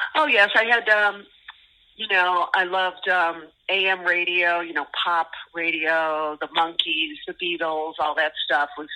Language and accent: English; Los Angeles, California, United States; we are from Los Angeles, and our band started in 1985